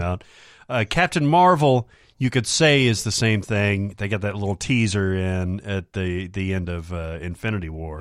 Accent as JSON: {"language": "English", "region": "the South", "country": "United States", "tie": "born or raised there", "said": "growing up in the South"}